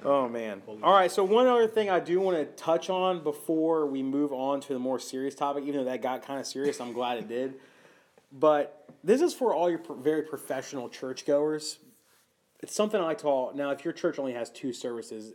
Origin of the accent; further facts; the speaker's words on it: Charlotte, North Carolina, United States; moved away as an adult; now in Norfolk, United States; I grew up in North Carolina